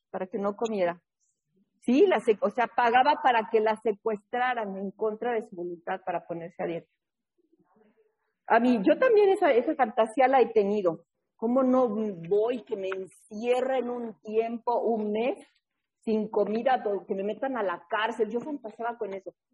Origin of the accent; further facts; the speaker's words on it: New England, United States; born there; nació por allá, por donde yo nací, en New England.